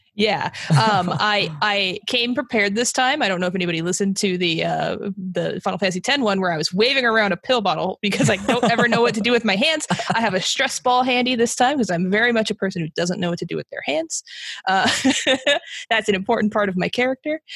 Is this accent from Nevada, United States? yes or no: yes; Las Vegas, Nevada, United States; I'm I'm from Vegas. Uh, I have lived other places, but I've been here since like kindergarten